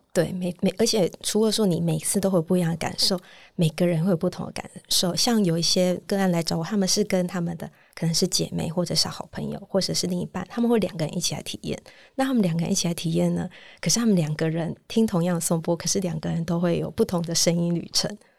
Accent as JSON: {"language": "Chinese", "country": "Taiwan", "tie": "born or raised there", "said": "因为我是土生土长在台湾长大，所以我受的教育就是比较像是一切好像都追求一个标准答案"}